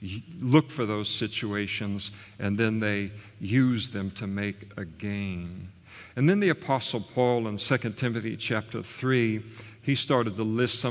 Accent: United States; I grew up in the United States of America

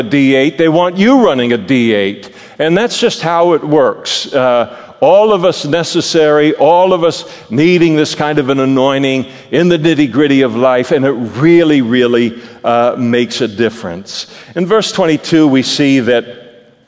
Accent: Napa, California, United States; moved away as an adult; now in Modesto, United States; God moved me from Napa to Modesto in order to be a pastor

